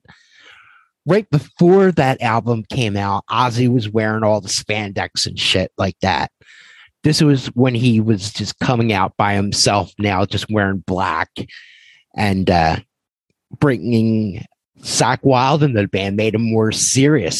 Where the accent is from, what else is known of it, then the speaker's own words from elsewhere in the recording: Philadelphia, Pennsylvania, United States; growing up in Philadelphia